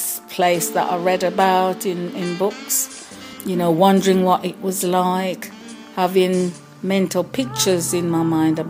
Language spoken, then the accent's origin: English; Jamaica; now in Birmingham, United Kingdom; I live in Birmingham in England. On one hand, I was excited. I wasn't happy to leave Jamaica.